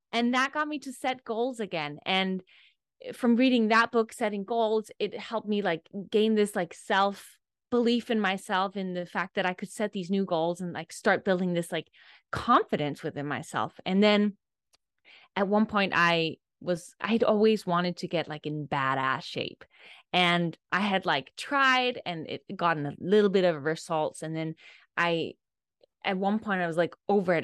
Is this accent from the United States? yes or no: no; Denmark; I'm from Denmark, i, in Europe, and I grew up